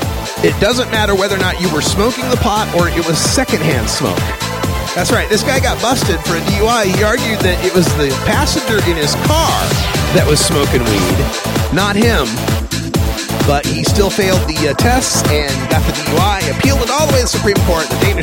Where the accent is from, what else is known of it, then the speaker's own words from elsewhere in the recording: Pacific Northwest, United States; I'm from the Pacific Northwest.